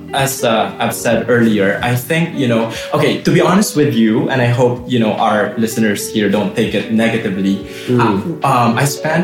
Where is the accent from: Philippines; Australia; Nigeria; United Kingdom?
Philippines; moved away as an adult; also born or lived in Kazakhstan; now in Novosibirsk, Russia; I'm from the Philippines.